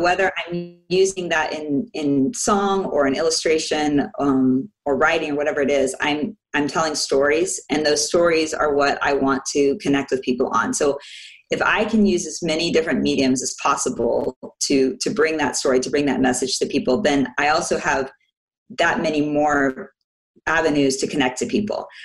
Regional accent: Orlando, Florida, United States; also born or lived in Washington, D.C.; now in Nuremberg, Germany; I am actually an American. I was born in DC and raised in Orlando, Florida.

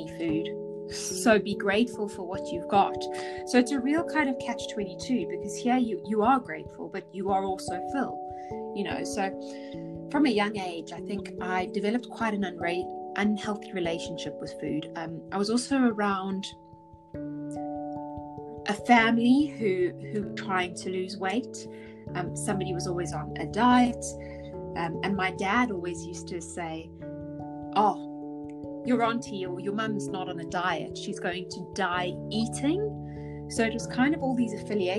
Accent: South Africa; I grew up in South Africa

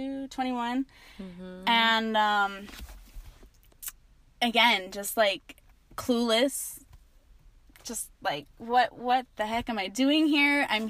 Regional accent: Asheville, North Carolina, United States; now in Hawaii, United States; I started off just growing up in Asheville, North Carolina.

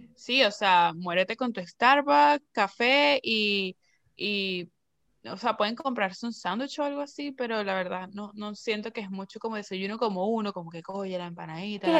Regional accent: Venezuela; moved away; yo soy venezolana y yo hablo como a mí me dé la gana

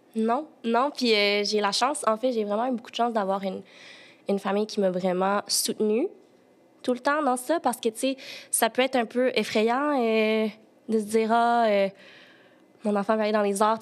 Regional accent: Sherbrooke, Quebec, Canada; moved away as an adult; also born or lived in China; now in Montreal, Canada; moi, je suis née en Chine, puis j'ai été adoptée à l'âge de 8 mois. Puis mes parents adoptifs euh, viennent de Sherbrooke, donc j'ai grandi toute ma vie, j'ai été à Sherbrooke

